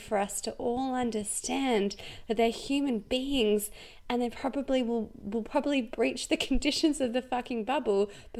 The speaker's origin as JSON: {"language": "English", "town": "Canberra", "region": "Australian Capital Territory", "country": "Australia", "moved": "yes", "lives_now": "Melbourne, Australia", "said": "the truth is we're both Canberrans, right?"}